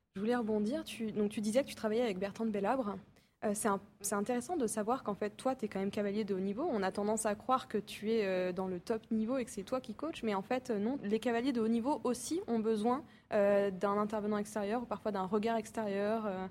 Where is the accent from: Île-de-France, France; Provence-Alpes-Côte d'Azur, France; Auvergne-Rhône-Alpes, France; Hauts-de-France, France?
Hauts-de-France, France; the North; moi, je viens du Nord